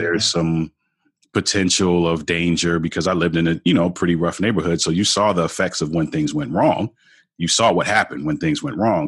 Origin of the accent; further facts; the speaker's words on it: Baltimore, Maryland, United States; I grew up in Baltimore, Baltimore